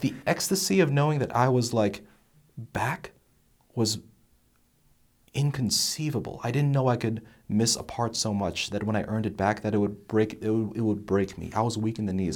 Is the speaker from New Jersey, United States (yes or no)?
yes; New Jersey, United States; now in Texas, United States; I'm from New Jersey